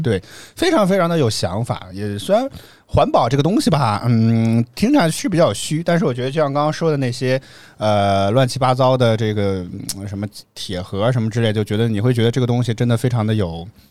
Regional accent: northern China, China; 作为一个北方人

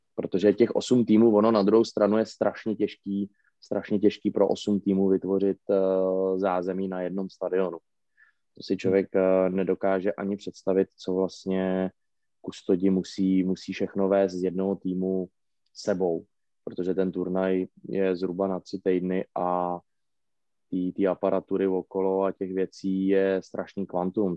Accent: Plzeň, Plzeň Region, Czechia; já jsem narozený v Plzni a myslím si, že tady jednoho dne i umřu

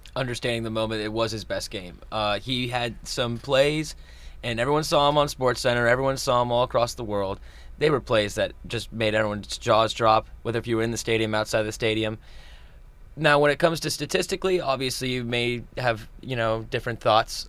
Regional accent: St. Petersburg, Florida, United States; now in Tallahassee, United States; my hometown in Saint Petersburg

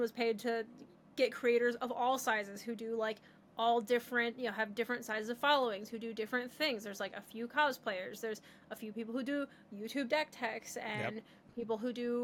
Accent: Michigan, United States; I'm from Michigan

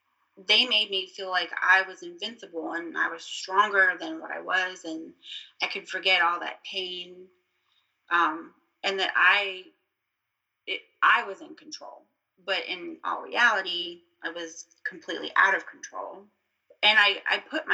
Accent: Virginia, United States; also born or lived in Florida; I'm from Florida, and we moved to Virginia when I was almost 9 years old

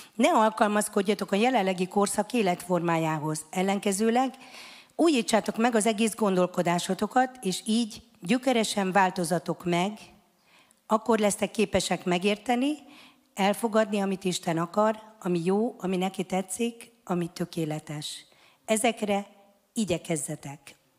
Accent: Hungary; Mi büszke magyarok vagyunk

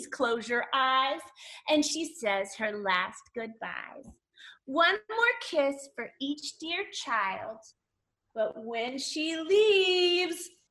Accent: West Virginia, United States; one of my favorite schools in all of West Virginia, my home state

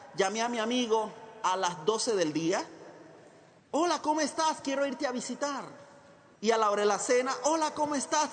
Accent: Chiriquí, Panama; moved away as an adult; now in Costa Rica; nací en Panamá, en un hogar muy trabajador

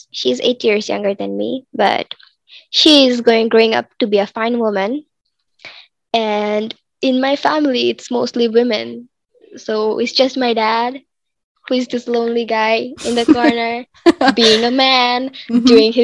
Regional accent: Bangladesh; I am 16 years old and I am from Bangladesh

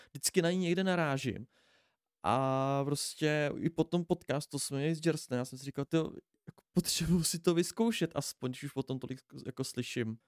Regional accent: Pardubice, Pardubice Region, Czechia; všichni jsme tady od z Pardubic

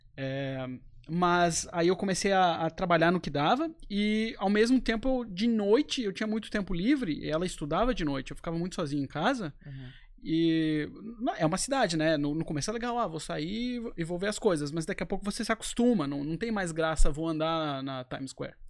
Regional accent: Florianópolis, Santa Catarina, Brazil; moved away as an adult; also born or lived in United States; eu sou de Florianópolis, tive minha uhum. vida inteira aqui

